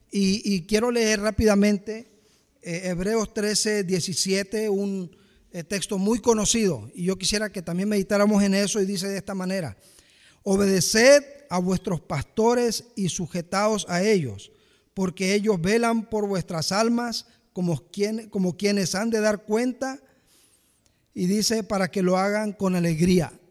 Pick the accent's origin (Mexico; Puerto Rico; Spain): Mexico; Y yo me, me imagino ahí postrado y veo a Dios ahí con su guarache de correa, será porque soy mexicano, ¿sí?